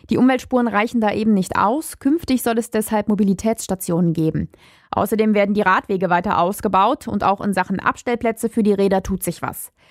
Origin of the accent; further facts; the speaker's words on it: Düsseldorf, North Rhine-Westphalia, Germany; Nun komme ich aus Düsseldorf. Düsseldorf, ist also sozusagen meine Zeitung und ich freue mich immer auf diesen Empfang.